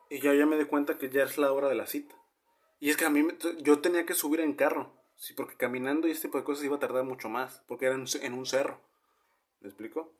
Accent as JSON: {"language": "Spanish", "region": "northern Mexico", "country": "Mexico", "said": "somos norteños"}